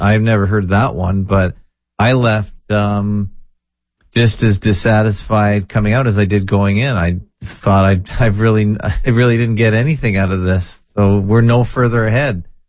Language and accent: English; Canada; I was born and bred in Canada